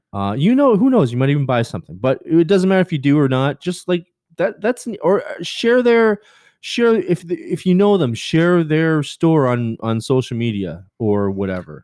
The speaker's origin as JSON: {"language": "English", "country": "Canada", "said": "I'm Canadian."}